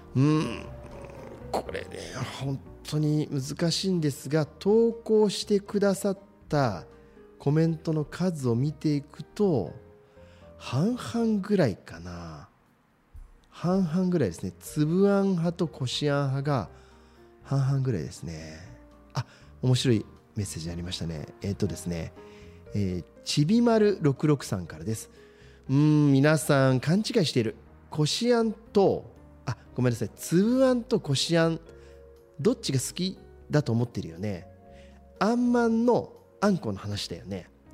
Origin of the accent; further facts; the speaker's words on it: Shizuoka, Japan; 同じく清水出身ですけど